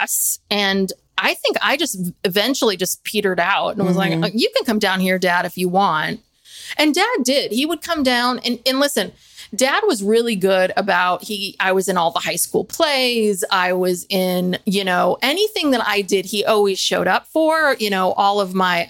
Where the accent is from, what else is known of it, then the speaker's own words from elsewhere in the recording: Bay Area, California, United States; also born or lived in Ukiah, California; I grew up in the Bay Area